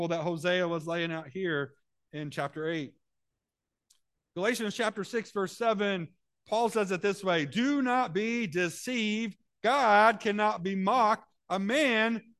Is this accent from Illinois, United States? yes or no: yes; Central Illinois, United States; I'm from Central Illinois.